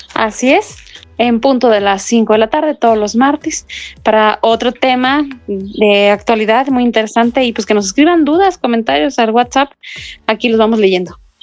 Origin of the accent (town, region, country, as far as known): Mexico